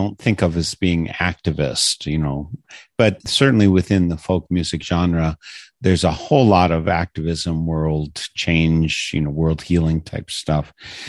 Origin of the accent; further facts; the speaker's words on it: Wisconsin, United States; growing up in Wisconsin as I did.